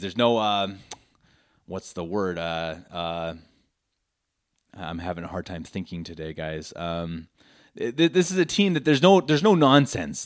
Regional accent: Denver, Colorado, United States; moved away as an adult; now in Munich, Germany; born and raised in Denver, Colorado, lifelong Broncos fan. I recently moved to Munich

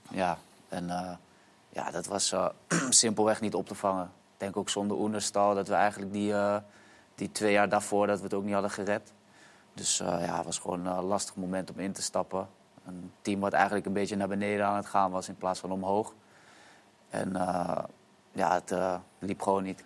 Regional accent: Almere, Flevoland, Netherlands; Ik ben opgegroeid in Almere.

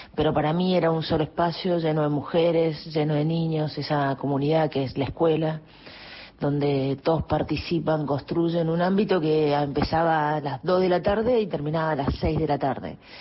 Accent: San Luis, Argentina; also born or lived in Córdoba / Spain / Cuba; now in Buenos Aires, Argentina; ¿de dónde soy? De San Luis, yo soy de San Luis

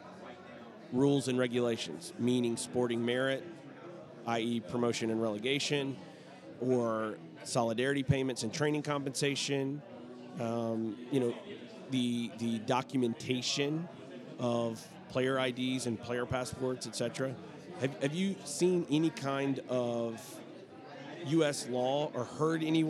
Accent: Alabama, United States; I am from Alabama. I try my best not to sound like I'm from Alabama, but there you can never totally get rid

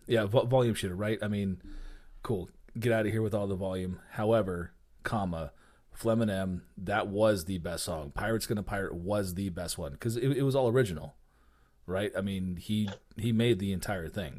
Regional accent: Albuquerque, New Mexico, United States; growing up in Albuquerque

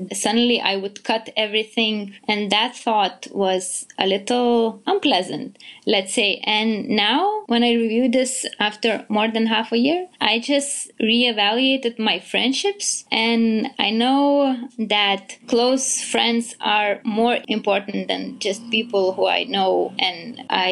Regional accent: Vilnius, Lithuania; I am from Vilnius, Lithuania.

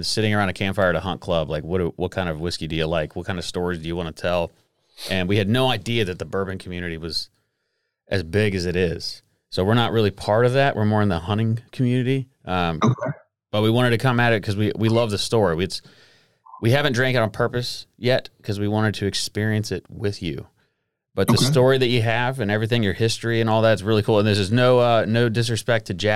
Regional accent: Wilkes County, North Carolina, United States; I'm an Appalachian boy as well. My family, there's moonshine running in them hills. I'm from Wilkes County

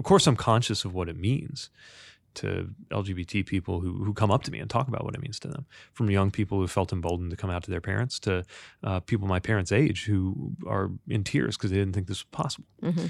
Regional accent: Indiana, United States; I grew up in Indiana.

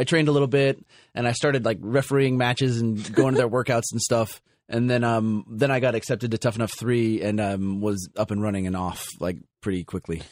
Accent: Los Angeles, California, United States; my hometown of Los Angeles

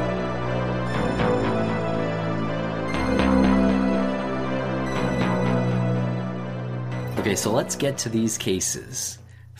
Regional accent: Massachusetts, United States; also born or lived in Boston; I'm from Massachusetts

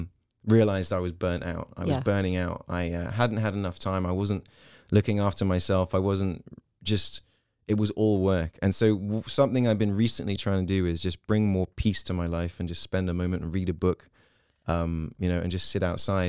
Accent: Hong Kong; because I came from Hong Kong, a place where there was always sound.

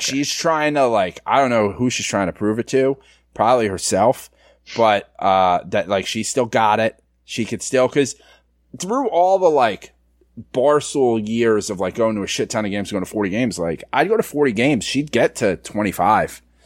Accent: New York City, New York, United States; I grew up in the Bronx.

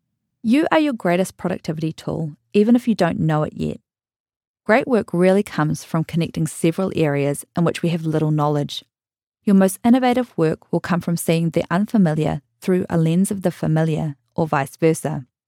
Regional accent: New Zealand; now in United States; I've lived in the US since 2013, but I'm from New Zealand, so I have a pretty mixed up way of pronouncing a lot of things

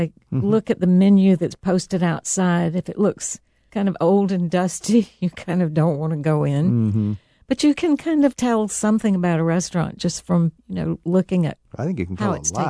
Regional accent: the South, United States; now in Italy; And I grew up in the South, so it's wonderful to cook in both places.

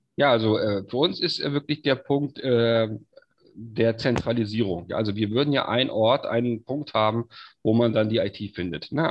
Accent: Stralsund, Mecklenburg-Vorpommern, Germany; ich bin gebürtiger Stralsunder, komm also auch hierher

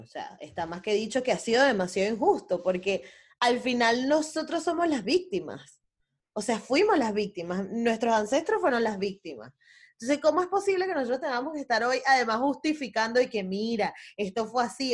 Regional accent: Venezuela; yo soy venezolana

